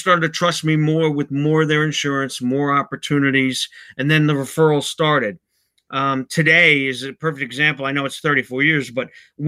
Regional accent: Bayonne, New Jersey, United States; I'm originally from Bayonne

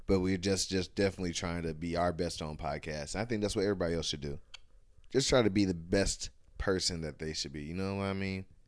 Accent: Ohio, United States; we from Ohio. I'm from Ohio

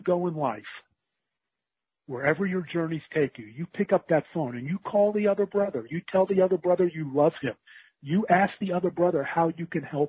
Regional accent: Pittsburgh, Pennsylvania, United States; moved away; where we grew up in Pittsburgh, PA

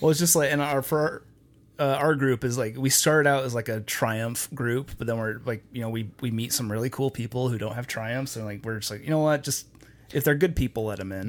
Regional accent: Logan, Utah, United States; Logan, my hometown

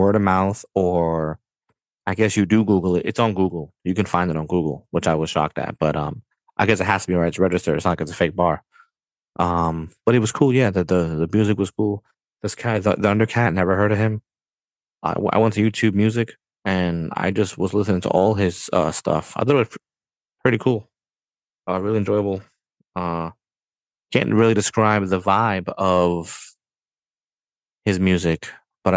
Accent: New York City, New York, United States; I'm from New York, bro. I was born and raised here

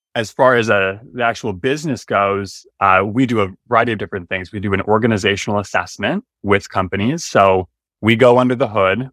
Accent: Stillwater, Minnesota, United States; I grew up in Stillwater, Minnesota, the birthplace of Minnesota

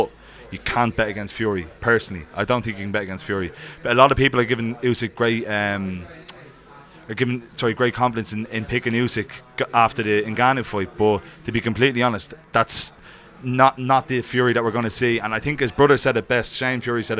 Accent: Ireland; as an Irishman

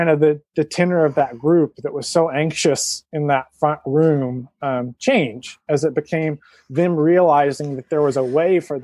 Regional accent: Georgia, United States; now in West Coast, United States; I'm from Georgia and now live on the West Coast

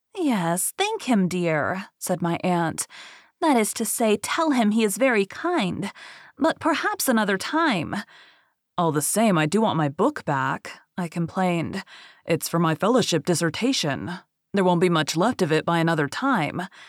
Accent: Bible Belt, the South, United States; I'm from the South, um, Bible Belt

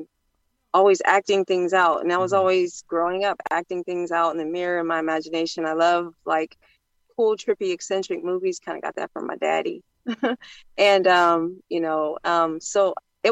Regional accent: Ohio, United States; I'm from the Midwest, Ohio

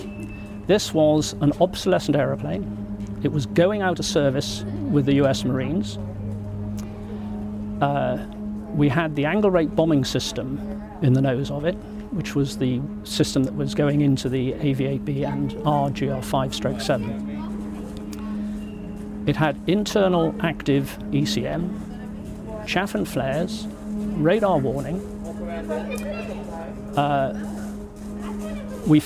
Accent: United Kingdom; as a Brit

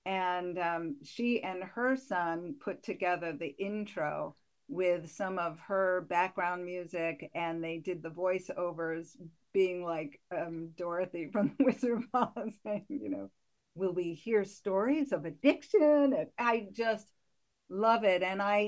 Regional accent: Connecticut, United States; now in Portland, United States; I'm from Connecticut originally, so I'm not a Mainer.

